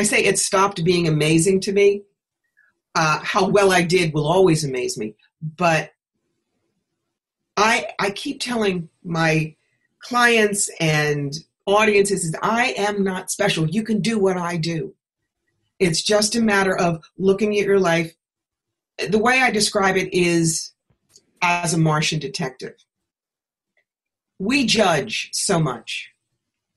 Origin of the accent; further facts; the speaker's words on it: New York, United States; moved away as an adult; also born or lived in Atlanta; I was living in Atlanta at the time, and I'm from New York. As I say here, I'm not a magnolia. I'm a bagel. I really needed to be back home.